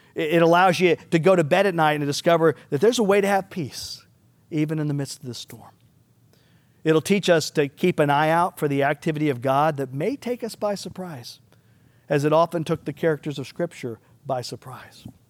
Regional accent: United States; us as American Christians

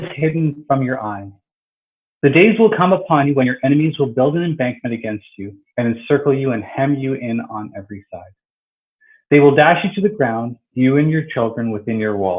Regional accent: Toronto, Ontario, Canada; I was born and raised here in Toronto

